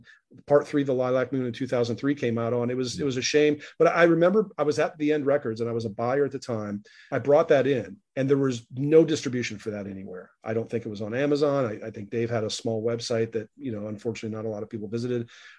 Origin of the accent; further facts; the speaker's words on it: Iowa, United States; I grew up in Iowa.